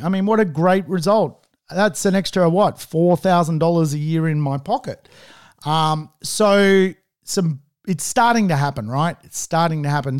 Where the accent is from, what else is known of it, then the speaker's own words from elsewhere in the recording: Sydney, New South Wales, Australia; I'm from Sydney